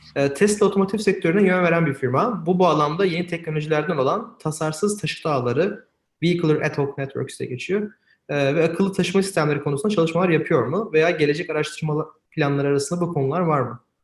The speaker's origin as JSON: {"language": "Turkish", "region": "Eskişehir", "country": "Turkey", "said": "Ben de Eskişehirliyim"}